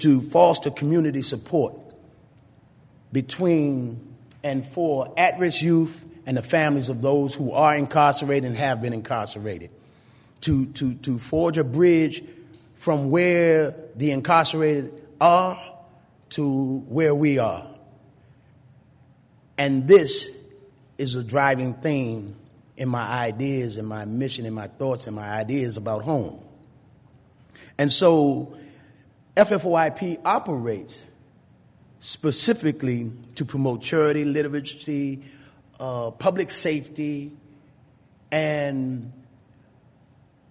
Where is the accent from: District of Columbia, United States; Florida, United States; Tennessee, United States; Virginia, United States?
District of Columbia, United States; Washington; as a child growing up in D.C., I never actually lived anywhere more than 3 years.